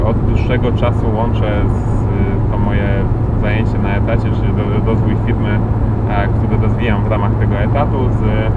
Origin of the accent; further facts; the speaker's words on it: Lubiaszów, Łódź Voivodeship, Poland; moved away; jestem e, z, z małej miejscowości, e, mieszkałem 20 lat pod Łodzią, e, kompletnie w takiej małej miejscowości Lubiaszów, e, pod Piotrkowem Trybunalskim